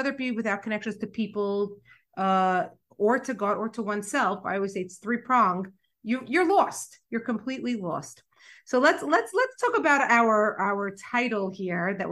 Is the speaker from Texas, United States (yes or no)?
no; New York City, New York, United States; as a young girl, I grew up in Brooklyn